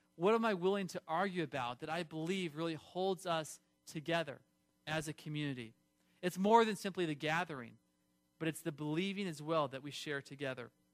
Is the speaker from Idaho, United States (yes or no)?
no; California, United States; I grew up in California